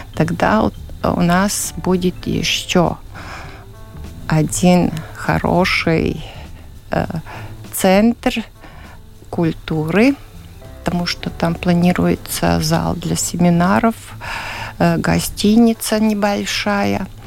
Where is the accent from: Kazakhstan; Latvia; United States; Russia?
Latvia; Ledurga; Я родилась в Ледурге и живу сейчас в доме, который построил мой дедушка.